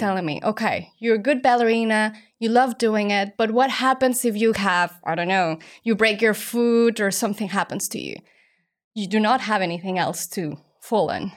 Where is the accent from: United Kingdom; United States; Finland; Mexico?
Mexico; moved away as an adult; now in Hong Kong; I'm originally from Mexico, only child, and I grew up as a ballerina